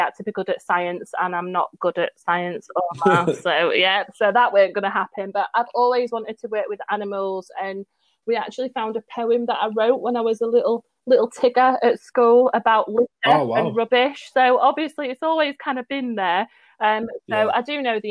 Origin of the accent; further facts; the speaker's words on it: Sheffield, Yorkshire and the Humber, United Kingdom; now in Derbyshire, United Kingdom; I actually live on the outskirts of Derbyshire, but I was born in Sheffield and I've always worked in Sheffield. So I'm at what they call a DDAR